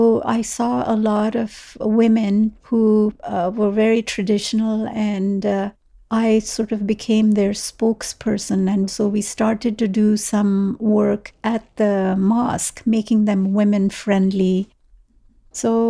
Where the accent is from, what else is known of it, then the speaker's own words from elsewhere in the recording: Srinagar, Jammu and Kashmir, India; moved away as an adult; now in Ottawa, Canada; I was born in Srinagar, Kashmir, the capital city of Kashmir.